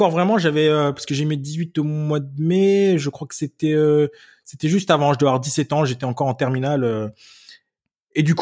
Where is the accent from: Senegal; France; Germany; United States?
Germany; j'habitais en Allemagne et j'étais, euh, j'ai grandi en Allemagne et la, la, ville française où j'étais la plus proche, c'était Forbach, Metz, tout ça.